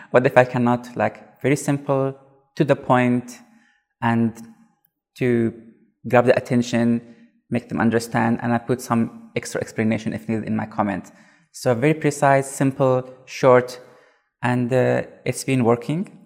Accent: South Africa; I'm from South Africa

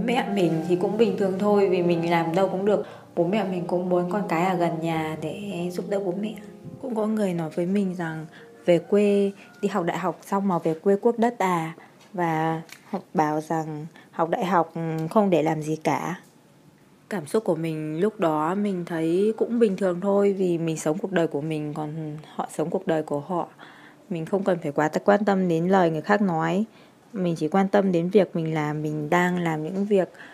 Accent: Nam Định, Vietnam; also born or lived in Hanoi; Hiện tại mình đang sinh sống ở quê hương Nam Định.

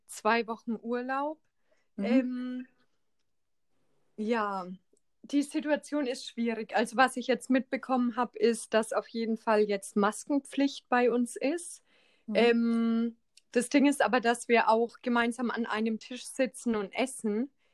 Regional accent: Schweinfurt, Bavaria, Germany; die Fachschule in Schweinfurt da wo ich herkomme

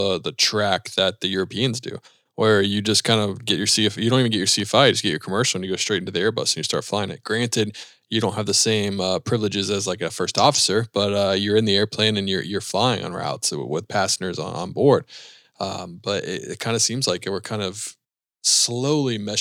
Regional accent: United States; as an American

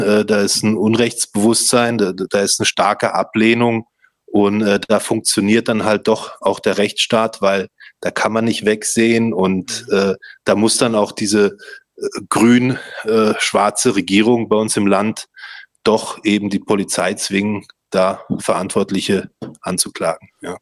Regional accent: Stuttgart, Baden-Württemberg, Germany; bei uns in Stuttgart

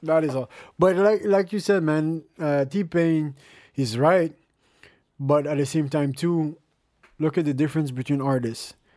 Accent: Montreal, Quebec, Canada; I was born in Montreal

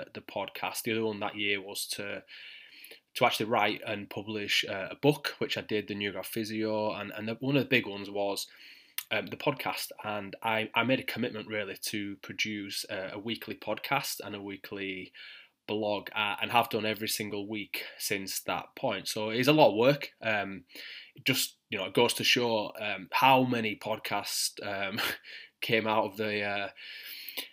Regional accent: Yorkshire and the Humber, United Kingdom; accent: thick Yorkshire; my thick Yorkshire accent

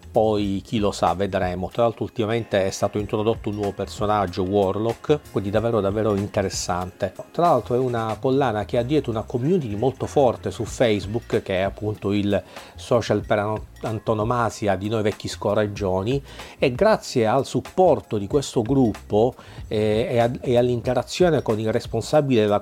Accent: Palermo, Sicily, Italy; sono sono via, sono a Palermo, mia città natale, eh, dove rimarrò alcuni giorni.

